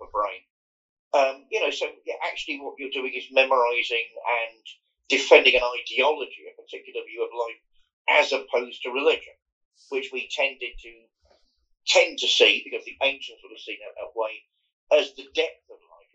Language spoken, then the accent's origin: English; Fareham, South East England, United Kingdom; I grew up in Hampshire, Fareham in Hampshire